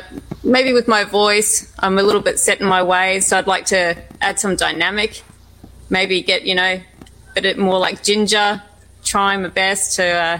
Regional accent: New Zealand; I grew up in New Zealand.

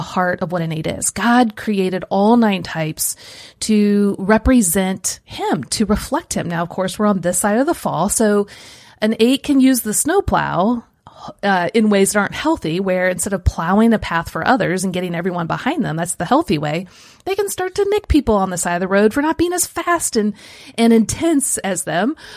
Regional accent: Kansas City, Missouri, United States; moved away; also born or lived in central Illinois; I grew up in Kansas City

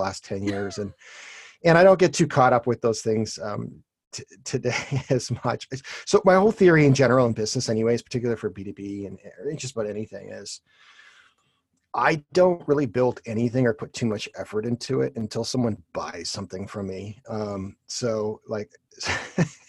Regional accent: Toronto, Ontario, Canada; I'm actually from Toronto, Canada.

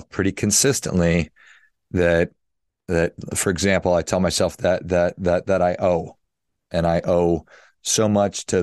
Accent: Midwest, United States; I grew up in the Midwest

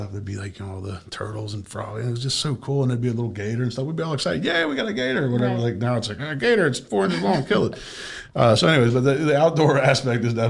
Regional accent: Bangor, Maine, United States; also born or lived in South Florida; now in Wellington, United States; I'm from Maine, north of where most Canadians live. Bangor, Maine.

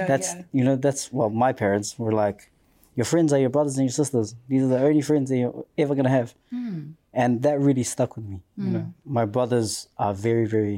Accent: Auckland, New Zealand; Come from South Auckland. Proud

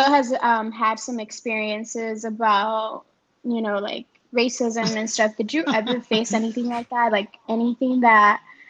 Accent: Los Angeles, California, United States; I grew up in L.A. Well, I grew up in Koreatown, mm-hmm. so mid-city. And then half of my life, I also grew up in South okay. Central.

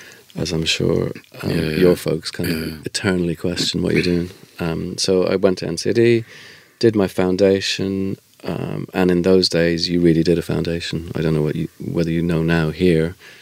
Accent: Dublin, Leinster, Ireland; moved away; I was Irish and from Dublin

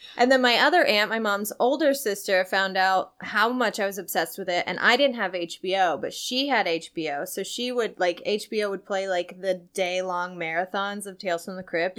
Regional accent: Centralia, Illinois, United States; now in Los Angeles, United States; I'm from Centralia, Illinois

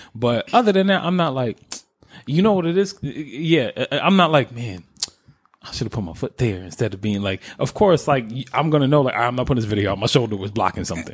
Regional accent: New York, United States; being a New Yorker

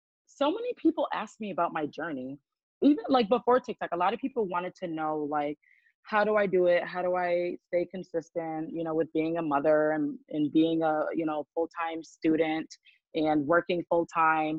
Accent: Grand Rapids, Michigan, United States; from Grand Rapids, Raggedy, Michigan.

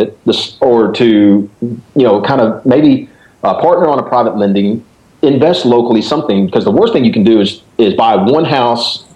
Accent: Dallas, Texas, United States; now in Memphis, United States; I was born and raised in Dallas. I'm a, you know, whatever, a Texan

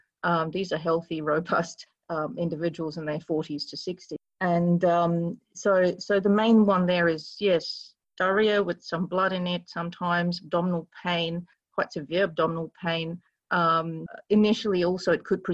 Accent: Kolkata, West Bengal, India; now in Australia; I was raised in Calcutta.

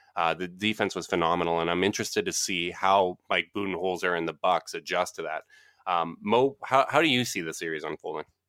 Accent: Canada; As the Canadian, as the polite Canadian here

